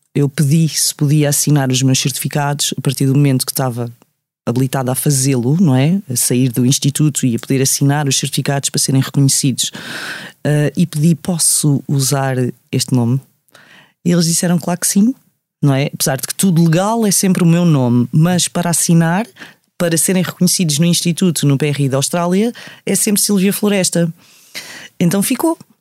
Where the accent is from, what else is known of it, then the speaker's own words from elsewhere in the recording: Amadora, Lisbon, Portugal; also born or lived in Sintra; eu cresci na Amadora